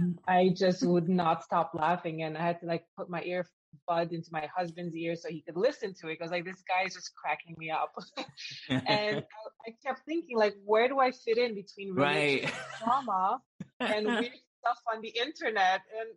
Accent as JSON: {"language": "English", "country": "Canada", "tie": "born or raised there", "also_born_or_lived": "Romania / Florida", "lives_now": "Amsterdam, Netherlands", "said": "I live in Amsterdam right now. I was born in Romania. I grew up in Canada, and I lived in Florida for 20 years."}